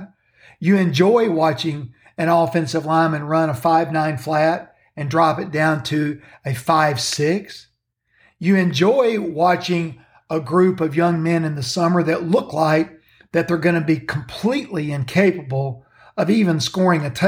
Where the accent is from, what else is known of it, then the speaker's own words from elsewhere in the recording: Kentucky, United States; The state of Kentucky, my home state